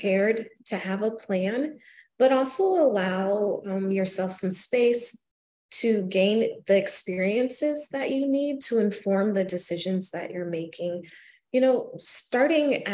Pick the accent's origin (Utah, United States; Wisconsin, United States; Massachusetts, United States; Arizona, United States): Arizona, United States; now in Kalamazoo, United States; my hometown in Arizona